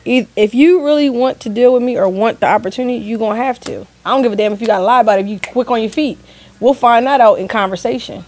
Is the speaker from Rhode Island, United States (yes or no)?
no; Delaware, United States; I'm from Delaware